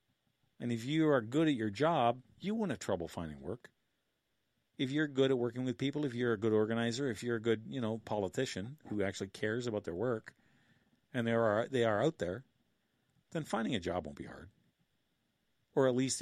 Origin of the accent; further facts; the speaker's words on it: Killaloe, Ontario, Canada; my hometown in Killaloe